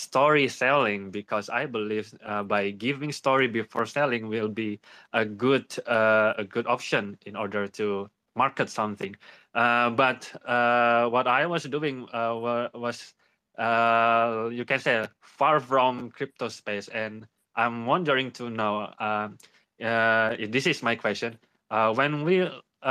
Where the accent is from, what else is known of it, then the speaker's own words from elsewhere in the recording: Indonesia; I'm from Indonesia